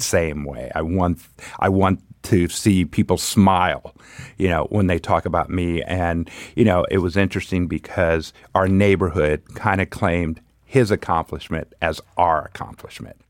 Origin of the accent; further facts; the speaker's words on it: Pomona, California, United States; also born or lived in Los Angeles; Grew up in Pomona.